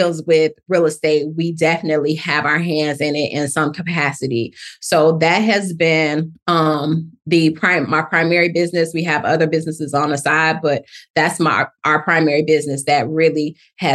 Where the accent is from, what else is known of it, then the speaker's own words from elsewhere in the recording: Chicago, Illinois, United States; now in Atlanta, United States; I'm originally from Chicago, Illinois. Love the Chi. But I've been in Atlanta for about 23 to 25 years